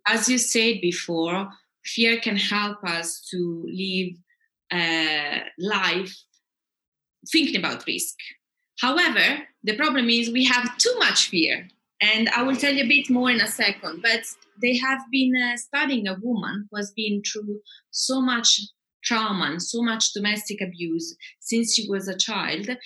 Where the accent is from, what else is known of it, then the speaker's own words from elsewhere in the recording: Italy; moved away as an adult; also born or lived in England / Austria / France / Uganda; I'm half Italian, half Scandinavian, but I grew up a bit in England and uh, Austria. Then I moved to Italy, where I grew up most of my life.